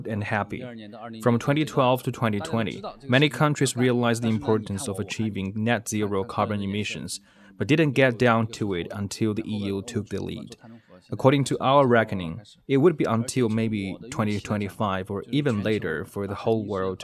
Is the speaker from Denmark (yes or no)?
no; Sichuan, China; I'm from Sichuan province in southwest China.